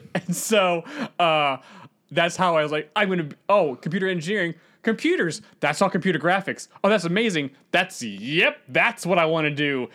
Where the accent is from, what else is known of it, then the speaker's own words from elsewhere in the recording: Northern Virginia, United States; I, I'm from Northern Virginia